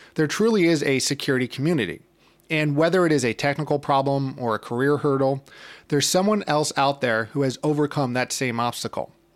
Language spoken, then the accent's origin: English; New York City, New York, United States; I'm originally from New York City, and I currently live in Brooklyn